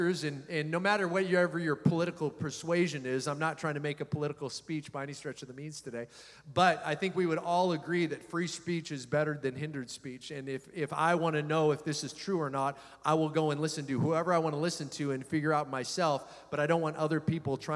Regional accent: United States

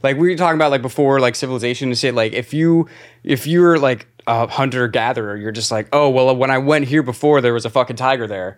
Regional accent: Clearwater, Florida, United States; accent: Florida; moved away as an adult; now in New York City, United States; seven two seven, Clearwater, Florida

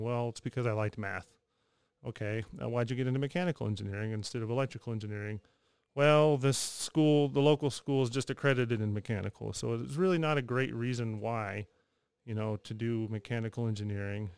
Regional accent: Texas, United States; moved away as an adult; trying to find a job somewhere back in Texas, and just kind of took what I could and ended up back in my hometown

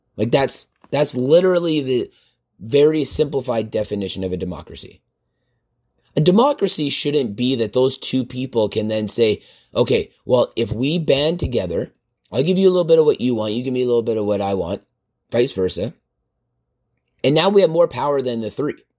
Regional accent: Canada; as Canadian citizens

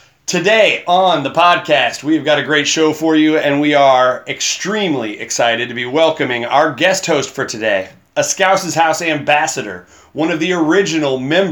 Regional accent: Cincinnati, Ohio, United States; also born or lived in Evansville, Indiana; now in Louisville, United States; I was born in Evansville, Indiana, and then I always just tell people I grew up in the Midwest because nobody wants to say Cincinnati.

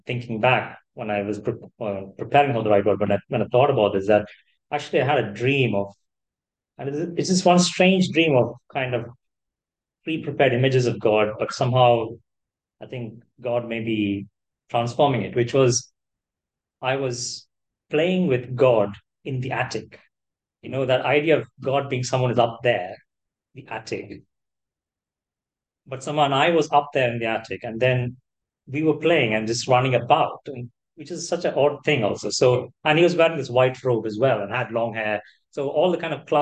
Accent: Kerala, India; moved away as an adult; also born or lived in Chennai; now in United Kingdom; growing up in Kerala

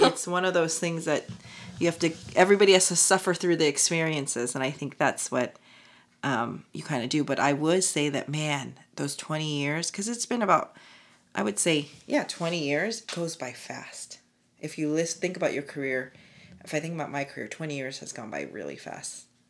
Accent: United States; being Korean American

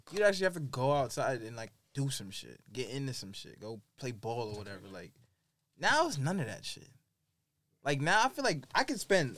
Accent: New York, United States; as a New Yorker

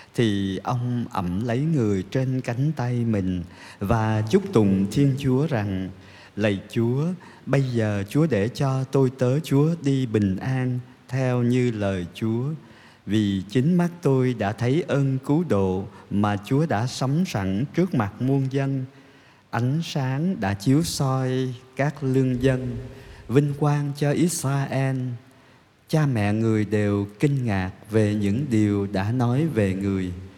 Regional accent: Vietnam

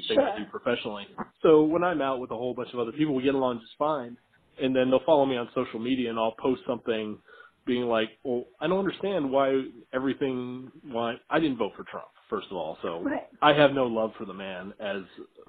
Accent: the South, United States; moved away; I come from the South and I come from a construction background.

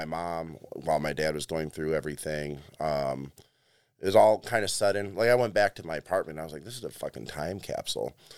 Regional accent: Chicago, Illinois, United States; moved away as an adult; now in Cleveland, United States; I grew up in Chicago

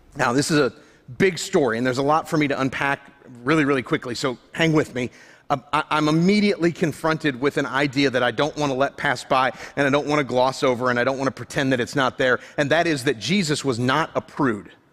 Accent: Florida, United States; I grew up in Florida

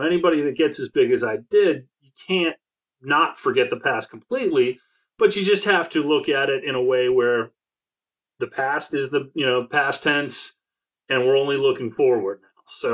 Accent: Maryland, United States; also born or lived in Delaware; I'm from Maryland

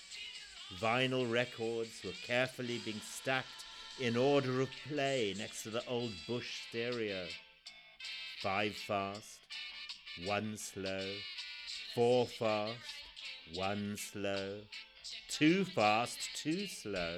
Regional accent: Zimbabwe; born or raised there

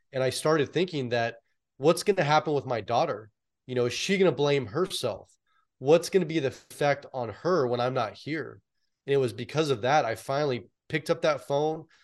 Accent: San Francisco Bay Area, California, United States; born or raised there

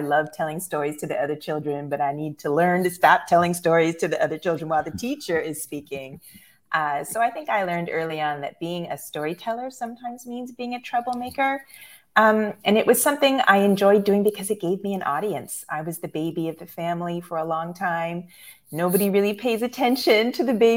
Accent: Pickering, Ontario, Canada; also born or lived in Ajax, Canada / Scarborough, Canada; now in Chicago, United States; I was born in Ajax, which is east of Toronto, but I grew up in Pickering, and then I crossed the valley into Scarborough, which is part of the greater Toronto area.

